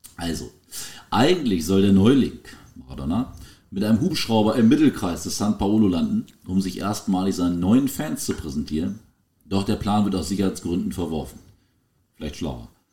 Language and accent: German; Germany; wir sind klassische Kartoffeln, die probieren, schwierige Namen vorzulesen.